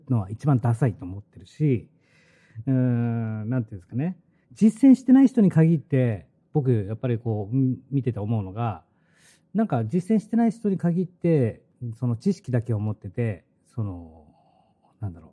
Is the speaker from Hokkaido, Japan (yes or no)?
yes; Hokkaido, Japan; 俺は北海道生まれ、北海道育ち